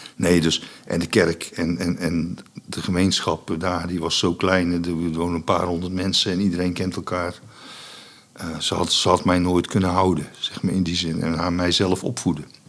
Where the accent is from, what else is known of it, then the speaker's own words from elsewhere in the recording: Vught, North Brabant, Netherlands; also born or lived in Enschede / Boxtel; ik ben opgegroeid in Vught